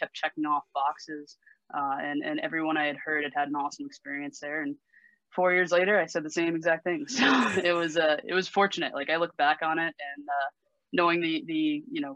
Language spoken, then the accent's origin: English; Simsbury, Connecticut, United States; I grew up in Simsbury, as you said. So I grew up right near Westminster School